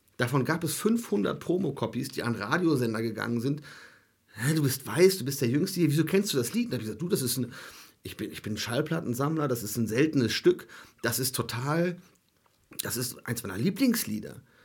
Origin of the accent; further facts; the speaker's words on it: Germany; ich komme aus Deutschland